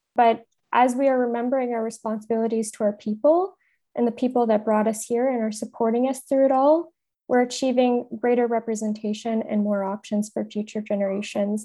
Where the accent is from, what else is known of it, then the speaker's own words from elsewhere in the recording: Thunder Bay, Ontario, Canada; I grew up in Thunder Bay